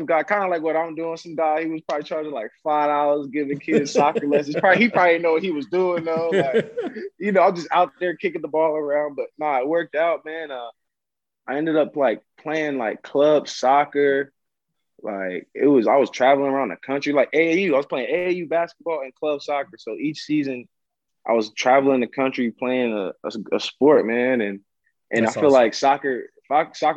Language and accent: English; Columbus, Ohio, United States; also born or lived in Westerville, Ohio; now in Montreal, Canada; I grew up in Columbus, Ohio, and then I ended up moving to Westerville probably like my junior year in high school